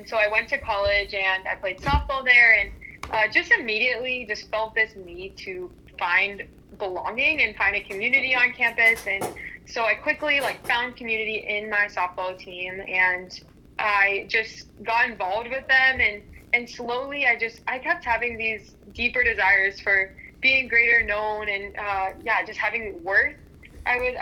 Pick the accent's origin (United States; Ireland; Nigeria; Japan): United States; Pittsburgh, Pennsylvania; moved away as an adult; also born or lived in Cleveland, Ohio; I grew up in Pittsburgh, Pennsylvania, a little north of the city.